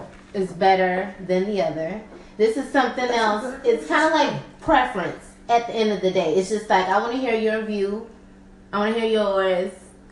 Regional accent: Kingstree, South Carolina, United States; But I was West Side till I died, even though I was from King Street, South Carolina.

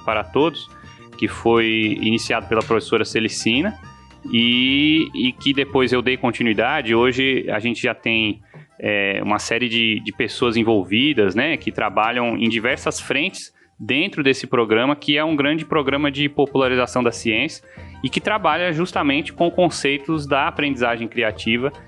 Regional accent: São Paulo, Brazil; now in Mossoró, Brazil; eu sou paulista de nascimento e moçoroense de coração

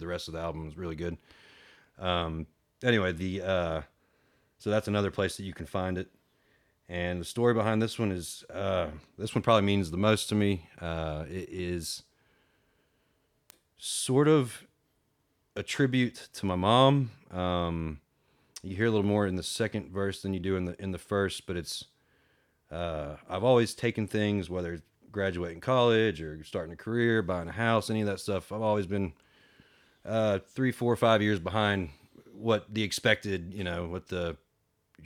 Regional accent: Marietta, Georgia, United States; growing up around the Marietta Square

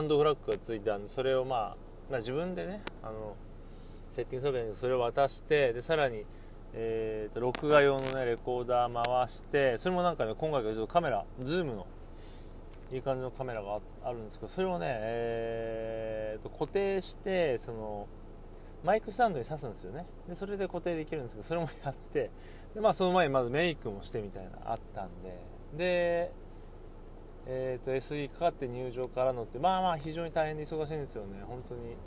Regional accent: Takasaki, Gunma, Japan; 地元高崎

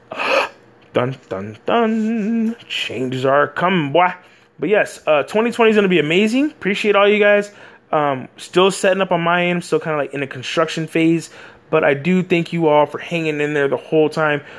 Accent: Texas, United States; I'm from America, Texas

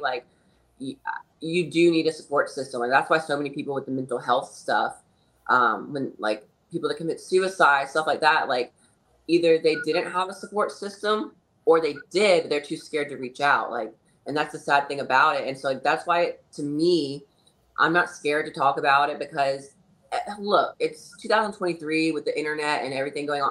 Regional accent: North Carolina, United States; also born or lived in California / Texas / Florida / Tennessee; now in Hendersonville, United States; I'm from North Carolina originally

